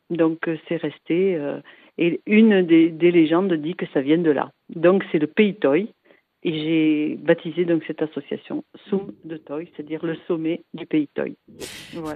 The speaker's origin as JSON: {"language": "French", "town": "Biarritz", "region": "Nouvelle-Aquitaine", "country": "France", "said": "je suis de Biarritz"}